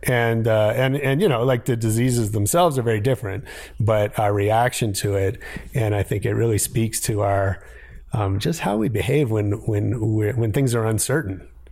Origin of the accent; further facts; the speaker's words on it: San Francisco, California, United States; also born or lived in Ohio; I grew up in San Francisco. Um, right. I was actually born in Ohio, but I, I tell people I'm from San Francisco because I got there when I was four